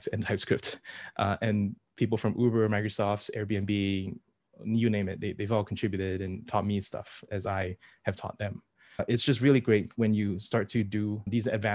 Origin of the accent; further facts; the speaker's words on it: Singapore; I'm from Singapore